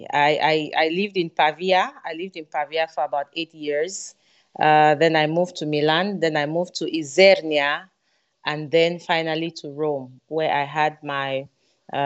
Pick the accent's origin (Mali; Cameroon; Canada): Cameroon; I'm from Cameroon